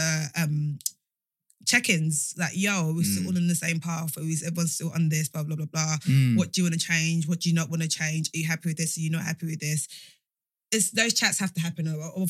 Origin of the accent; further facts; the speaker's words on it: London, United Kingdom; accent: Essex, London; also born or lived in Nigeria; now in Dagenham, United Kingdom; I'm an East Londoner. I was born in Yonge General Hospital, and I was brought up in Forest Gate. Like, I'm actually from East London before I moved to Dagenham.